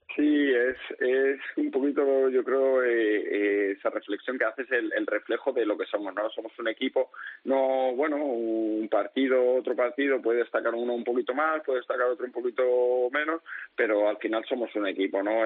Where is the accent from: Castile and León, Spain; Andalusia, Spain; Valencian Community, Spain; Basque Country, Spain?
Valencian Community, Spain; Valencia; moved away as an adult; also born or lived in Murcia / Jumilla; yo que soy valenciano